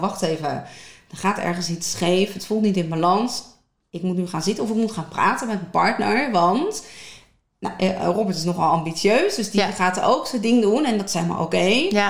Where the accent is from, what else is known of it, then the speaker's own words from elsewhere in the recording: Westland, South Holland, Netherlands; heel officieel kom ik uit het Westland. Ja. dochter ben ik. Ehm, echt geboren tussen de tomaatjes, de paprikaatjes, maar ook aan het strand